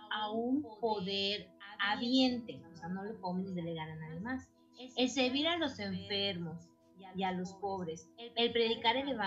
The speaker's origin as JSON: {"language": "Spanish", "country": "Mexico", "lives_now": "Mérida, Mexico", "said": "bueno pues yo soy de México eh, vivo en la ciudad de Mérida, al sur de México."}